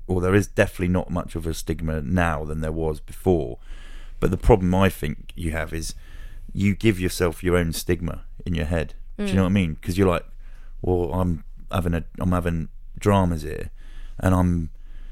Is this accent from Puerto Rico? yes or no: no; Luton, East of England, United Kingdom; I grew up in Luton